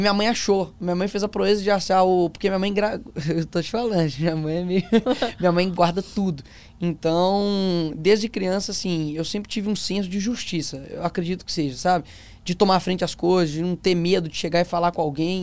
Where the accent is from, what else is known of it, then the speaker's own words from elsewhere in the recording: Belo Horizonte, Minas Gerais, Brazil; O meu avô, ele fundou a Assembleia do bairro onde eu nasci, Cabana do Pai Tomás